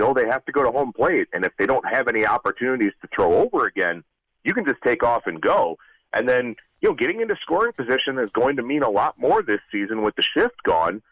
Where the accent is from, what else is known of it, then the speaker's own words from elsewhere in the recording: Cleveland, Ohio, United States; now in Las Vegas, United States; I'm born and raised in Cleveland. I live out in Vegas now